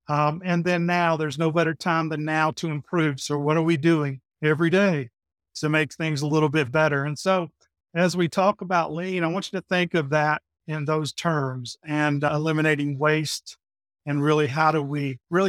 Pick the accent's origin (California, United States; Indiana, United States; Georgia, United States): Georgia, United States; Griffin; accent: Southern; now in Peachtree City, United States; As you can tell, I have the Southern accent. So I came from Griffin, Georgia. I live here in Peachtree City, Georgia. I've always lived in Georgia